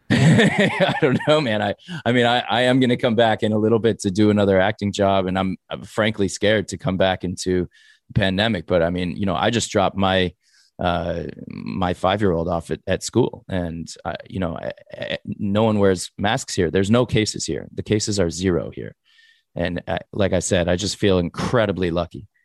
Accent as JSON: {"language": "English", "town": "Los Angeles", "region": "California", "country": "United States", "tie": "born or raised there", "said": "I grew up in the valley, in, uh, Sherman Oaks"}